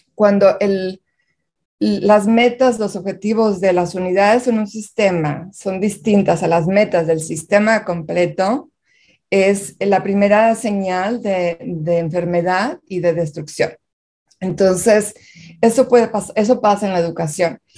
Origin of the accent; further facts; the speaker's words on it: Monterrey, Nuevo León, Mexico; moved away as an adult; now in United States; Yo nací y crecí en Monterrey